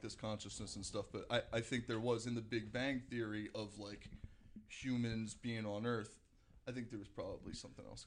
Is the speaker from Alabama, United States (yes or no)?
no; Paramus, New Jersey, United States; also born or lived in Manhattan, New York; Got a small uh, small house in Paramus, New Jersey, which was where I ended up growing up